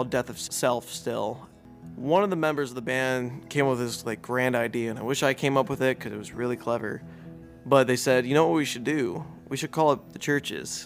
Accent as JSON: {"language": "English", "town": "Chicago", "region": "Illinois", "country": "United States", "moved": "yes", "said": "I'm originally from Chicago, and even when I moved away from Chicago"}